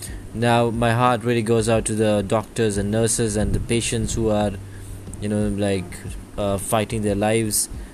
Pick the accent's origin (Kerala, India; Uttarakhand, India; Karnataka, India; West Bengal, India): Karnataka, India; Bangalore; I am from India, a small place called Bangalore